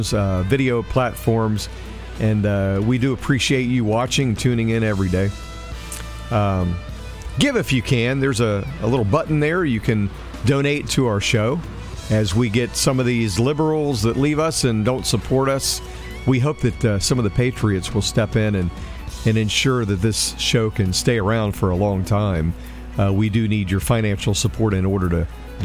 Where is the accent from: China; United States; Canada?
United States; Cincinnati, Ohio; born or raised there; also born or lived in Arizona